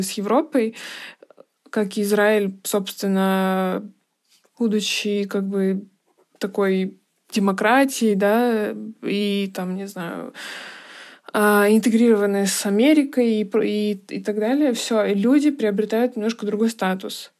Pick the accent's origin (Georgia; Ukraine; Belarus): Georgia; now in Moscow, Russia; я с Кавказа, но тем не менее, что я из Грузии